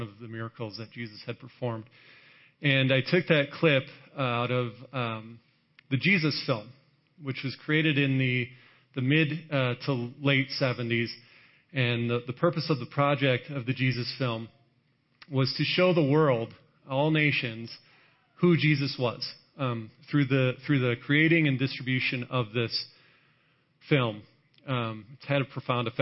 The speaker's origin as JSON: {"language": "English", "town": "Chicago", "region": "Illinois", "country": "United States", "tie": "born or raised there", "also_born_or_lived": "Wisconsin / Texas", "moved": "as an adult", "said": "I grew up in the Chicago area, went to school in Wisconsin, spent some time out here, and I got moved down there"}